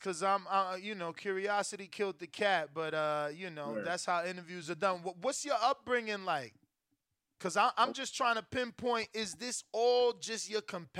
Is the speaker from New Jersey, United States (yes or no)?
yes; New Jersey, United States; I'm from Jersey